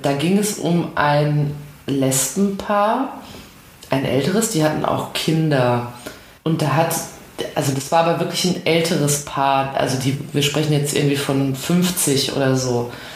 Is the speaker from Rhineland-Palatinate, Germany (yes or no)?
no; Ruhr area, North Rhine-Westphalia, Germany; meiner, meiner Heimat, dem Ruhrgebiet